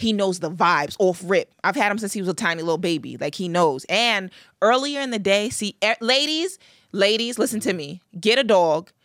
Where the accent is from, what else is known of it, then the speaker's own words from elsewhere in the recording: Long Island, New York, United States; I'm from Long Island.